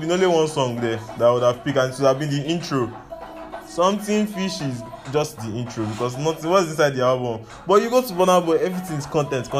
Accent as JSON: {"language": "English", "country": "Nigeria", "also_born_or_lived": "Lagos", "said": "as a Nigerian youth"}